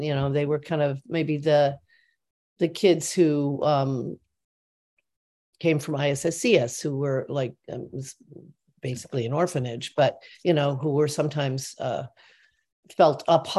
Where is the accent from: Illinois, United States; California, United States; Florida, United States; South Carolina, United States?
Illinois, United States; Normal; I loved where I grew up, because I grew up in Normal, Illinois.